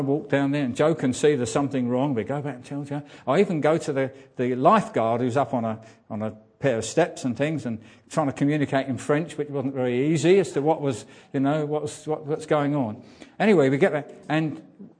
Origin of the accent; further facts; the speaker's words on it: England, United Kingdom; as English people